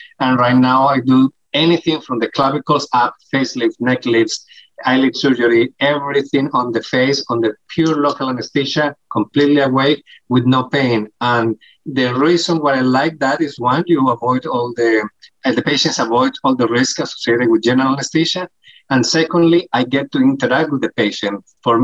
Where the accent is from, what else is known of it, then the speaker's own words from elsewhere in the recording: Colombia; English is a second language; moved away as an adult; also born or lived in New Jersey / New York / Miami; now in United States; I am, as you may guess from my accent, I am not from America. I am born in Colombia, South America. I did my med school there